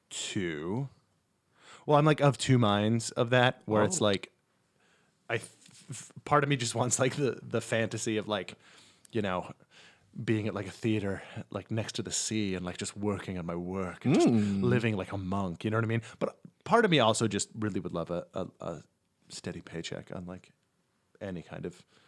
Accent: Poughkeepsie, New York, United States; now in New York, United States; From Poughkeepsie, New York.

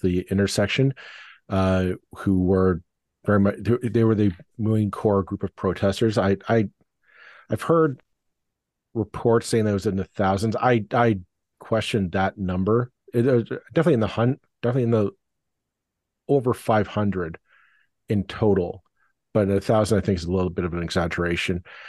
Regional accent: Burlington, Ontario, Canada; my hometown of Burlington

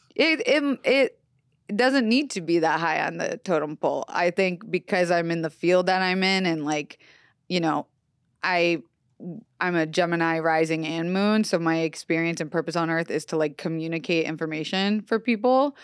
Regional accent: Florida, United States; moved away; also born or lived in Los Angeles, California; I was raised on the East Coast

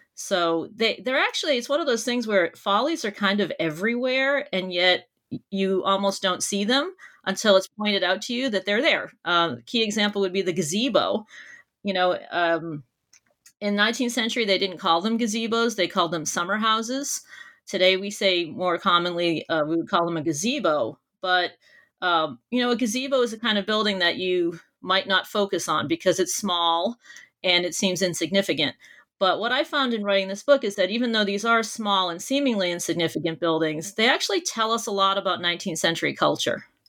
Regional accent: near Boston, Massachusetts, United States; born or raised there

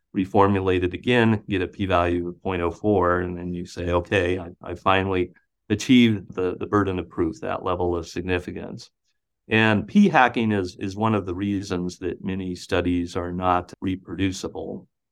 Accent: Butte, Montana, United States; now in Iowa, United States; my hometown of Butte, Montana

